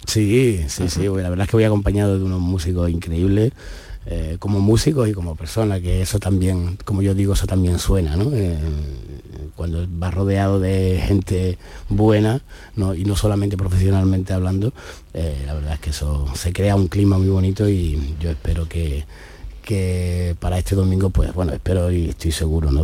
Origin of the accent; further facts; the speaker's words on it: Málaga, Andalusia, Spain; aquí en mi tierra